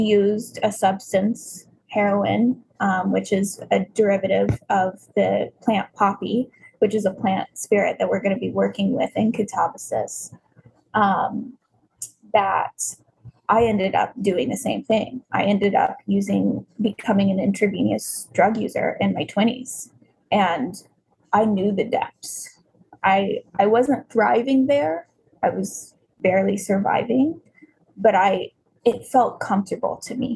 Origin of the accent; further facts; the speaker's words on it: Tulsa, Oklahoma, United States; I grew up in Tulsa, Oklahoma, where the 1921 race massacres happened